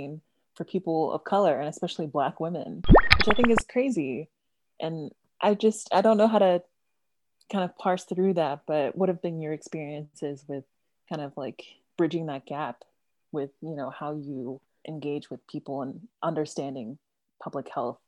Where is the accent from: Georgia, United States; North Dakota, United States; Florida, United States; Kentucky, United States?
Georgia, United States; Savannah; moved away as an adult; now in Athens, United States; I'm from Savannah, Georgia, and I still travel. I live in Athens now to go to school at UGA, but I still travel back to Savannah